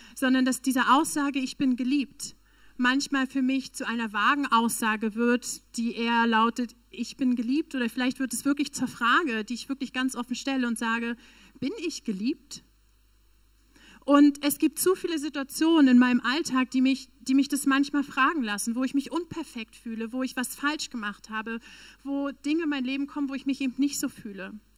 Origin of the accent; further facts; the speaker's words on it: Northern Germany, Germany; moved away; also born or lived in Berlin / South Africa; Ich komme tatsächlich aus dem Norden Deutschlands, eigentlich.